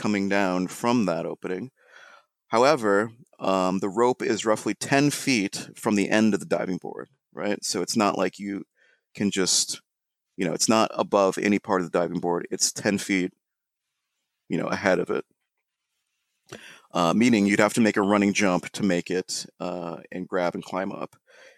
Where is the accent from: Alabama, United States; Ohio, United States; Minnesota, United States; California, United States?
Ohio, United States; now in New York, United States; when we were growing up in Ohio